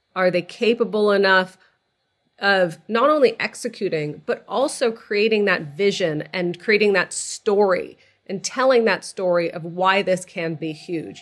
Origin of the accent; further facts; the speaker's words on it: outside of Boston, Massachusetts, United States; moved away as an adult; also born or lived in California; So I grew up outside of Boston. I, like you, I'm a child of Egyptian immigrants to the country.